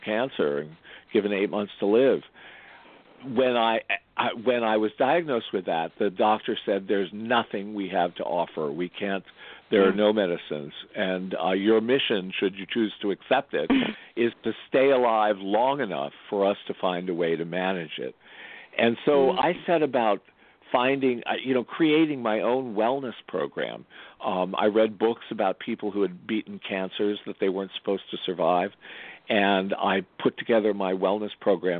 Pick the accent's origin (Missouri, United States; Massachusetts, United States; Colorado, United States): Massachusetts, United States; Andover; I grew up in Andover. My father was on the faculty at Phillips Academy.